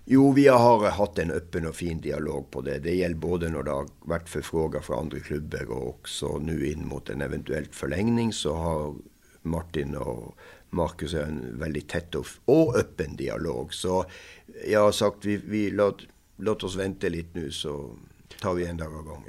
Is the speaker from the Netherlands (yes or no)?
no; Norway; Swedish is a second language; also born or lived in Moss, Norway; Som norsk tränare